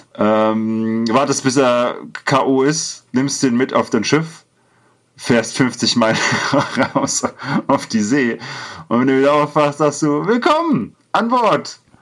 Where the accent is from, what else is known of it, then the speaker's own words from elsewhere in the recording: Alsbach-Hähnlein, Hesse, Germany; Es gibt als Bahrenland, wo ich herkomme, gibt es kein, kein Chinatown